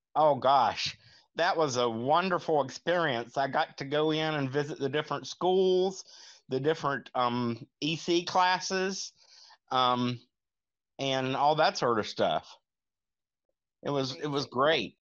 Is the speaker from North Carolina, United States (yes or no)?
yes; Lincolnton, North Carolina, United States; I'm from Lincolnton, North Carolina